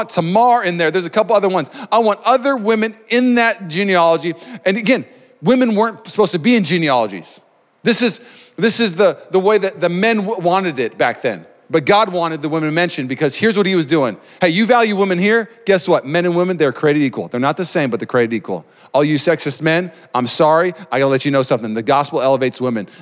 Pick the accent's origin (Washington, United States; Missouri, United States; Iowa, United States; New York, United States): Washington, United States; Puyallup; moved away as an adult; also born or lived in Tacoma, Washington / Lakewood, Washington / Olympia, Washington / Los Angeles, California; now in Bay Area, California, United States; I was born in Tacoma General, and then I was moved to Lakewood for a little bit. Then I moved Lakewood to Puyallup, and then we were in Puyallup, and then I lived in Puyallup for a while.